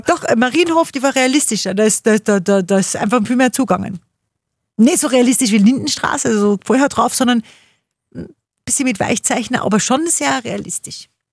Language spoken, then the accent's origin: German; Upper Austria, Austria; bei uns in Oberösterreich